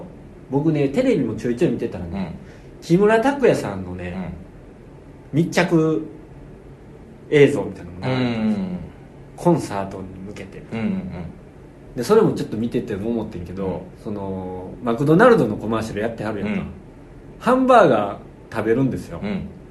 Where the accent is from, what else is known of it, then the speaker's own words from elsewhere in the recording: Kansai, Japan; accent: Kansai-ben; moved away as an adult; now in Tokyo, Japan; 関西人じゃないですか僕た